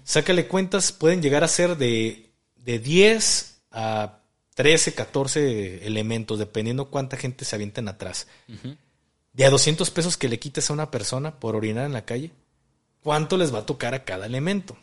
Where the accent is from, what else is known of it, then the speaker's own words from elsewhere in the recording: Mexico; como mexicanos